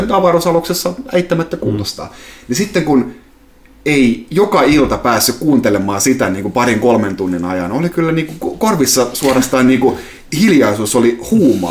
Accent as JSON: {"language": "Finnish", "town": "Salo", "region": "Southwest Finland", "country": "Finland", "tie": "born or raised there", "moved": "yes", "said": "kotopuolessa Salossa"}